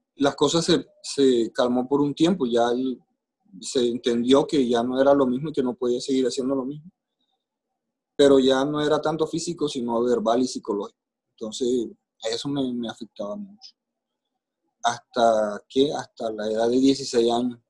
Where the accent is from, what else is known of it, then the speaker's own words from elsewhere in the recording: Maicao, La Guajira, Colombia; nací en Maicao, Guajira, aquí en Colombia